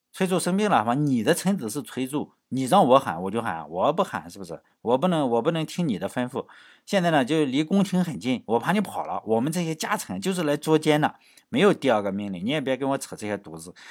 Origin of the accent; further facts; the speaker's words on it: China; 按照我们中国人现在的观念哈